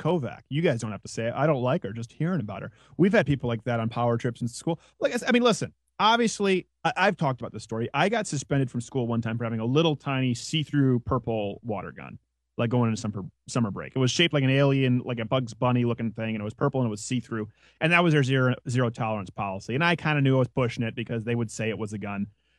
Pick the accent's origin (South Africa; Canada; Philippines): Canada; Quebec; now in United States; as a Canadian who lives, a dual citizen who lives in the States now, the Canadian thing with the guns is so silly.